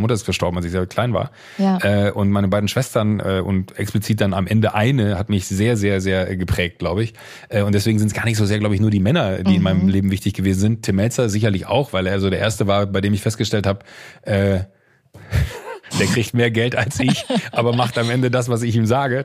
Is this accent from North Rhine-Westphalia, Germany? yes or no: yes; Viersen district, Mönchengladbach area, North Rhine-Westphalia, Germany; im rheinischen äh, da, äh, Kreis Viersen, Mönchengladbach, die Ecke, wo ich herkomme